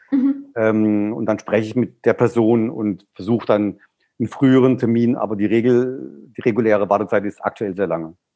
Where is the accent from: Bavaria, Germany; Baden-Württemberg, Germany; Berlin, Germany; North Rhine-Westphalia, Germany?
Baden-Württemberg, Germany; Black Forest; Ich komme jetzt aus dem Schwarzwald